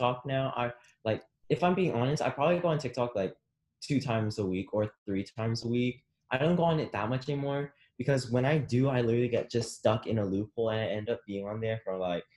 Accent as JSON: {"language": "English", "region": "Texas", "country": "United States", "said": "we're from Texas"}